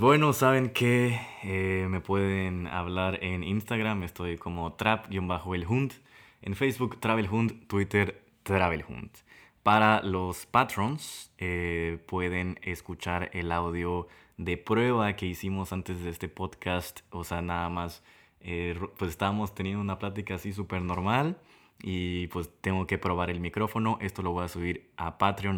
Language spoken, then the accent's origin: Spanish; Tabasco, Mexico; de Tabasco